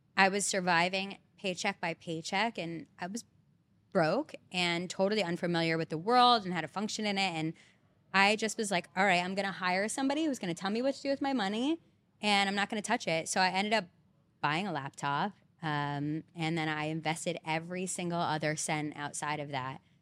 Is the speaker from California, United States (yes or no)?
no; Belmar, New Jersey, United States; moved away as an adult; now in Hoboken, United States; I'm originally basically from the Jersey Shore